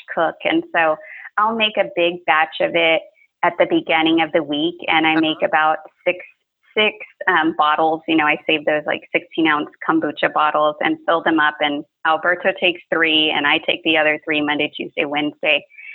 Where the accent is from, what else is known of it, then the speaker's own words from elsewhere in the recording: South Texas, United States; growing up in South Texas, you know, I eat breakfast tacos all the time